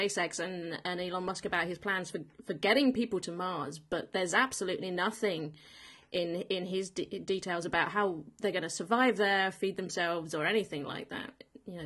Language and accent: English; United Kingdom; being born British.